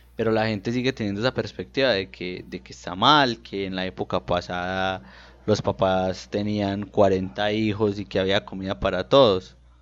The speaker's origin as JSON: {"language": "Spanish", "country": "Colombia", "said": "nosotros como colombianos promedios"}